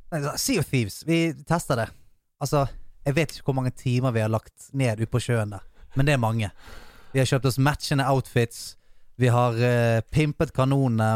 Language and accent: Norwegian; Bergen, Vestland, Norway; jeg er bergenser